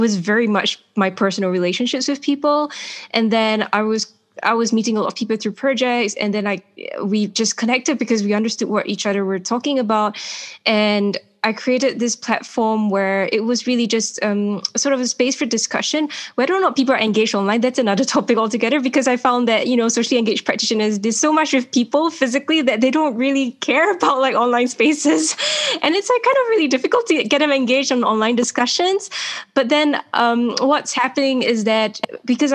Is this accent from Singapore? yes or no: yes; Singapore; moved away as an adult; also born or lived in United Kingdom / France; I'm Singaporean and I'm not European